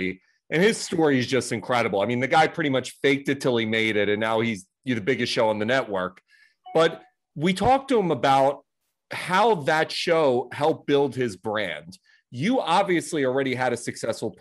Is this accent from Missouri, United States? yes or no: no; Philadelphia, Pennsylvania, United States; now in New York, United States; I'm originally from Philadelphia. I currently live in New York.